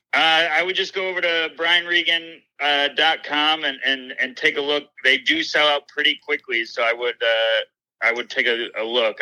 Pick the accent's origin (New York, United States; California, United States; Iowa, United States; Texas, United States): New York, United States; Syracuse; a club opened in my hometown of Syracuse